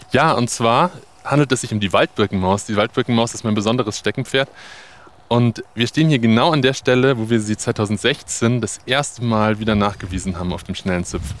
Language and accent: German; Bavaria, Germany; bei uns in Bayern